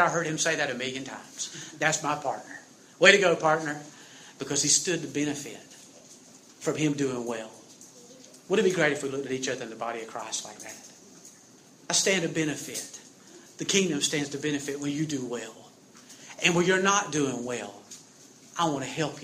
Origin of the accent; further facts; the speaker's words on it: South Georgia, United States; I'm from South Georgia.